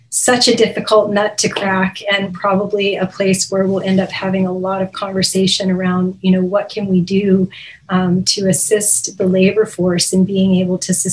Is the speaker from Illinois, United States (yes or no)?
no; California, United States; moved away as an adult; now in British Columbia, Canada; I actually am a native Californian, and I moved to British Columbia just 4 years ago